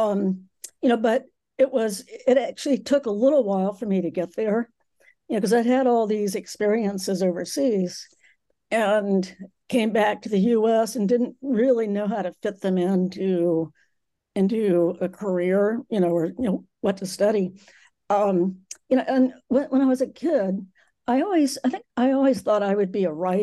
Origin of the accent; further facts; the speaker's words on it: Charlotte, North Carolina, United States; also born or lived in Asheville, North Carolina; I was born in Charlotte, North Carolina